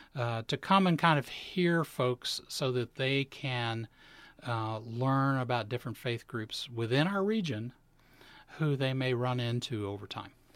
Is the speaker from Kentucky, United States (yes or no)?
yes; Appalachia, eastern Kentucky, United States; now in Chicago, United States; I'm originally from eastern Kentucky, um, from Appalachia